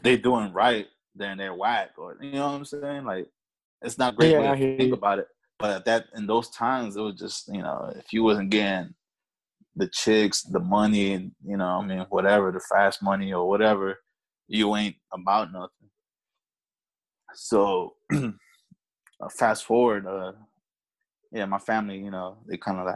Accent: Alexandria, Virginia, United States; accent: A-City talk; now in Woodbridge, United States; I was talking that A-City talk over there

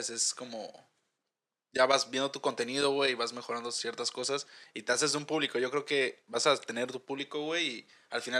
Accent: Mexico; now in Dublin, Ireland; son de México y somos de México

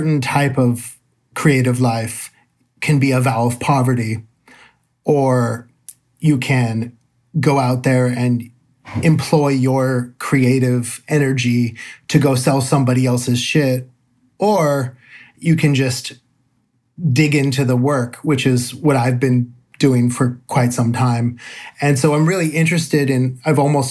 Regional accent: San Francisco Bay Area, California, United States; I'm from the San Francisco Bay Area

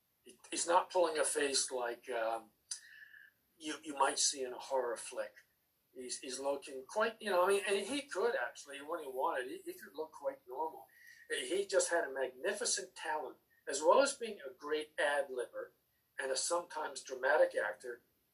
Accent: United Kingdom; born there; And that's because I was born in Britain, and it's the home of Jeff Chaucer.

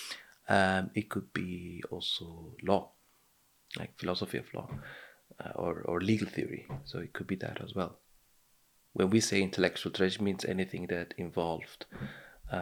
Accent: Sudan; first language Arabic; English is a second language; moved away as an adult; also born or lived in Saudi Arabia / Switzerland / Eastern Switzerland; now in Zurich, Switzerland; Sudan, I grew up there

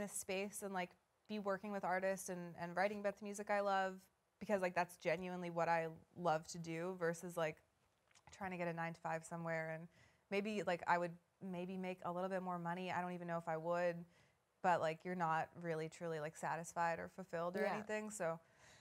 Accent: Vancouver, British Columbia, Canada; I grew up in Vancouver.

